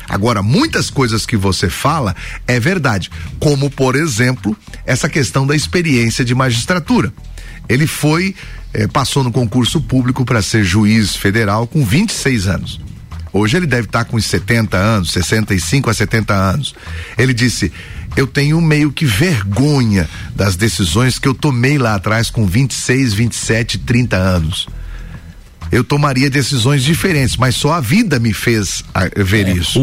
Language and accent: Portuguese; Joinville, Santa Catarina, Brazil; da cidade onde eu sou, de Joinville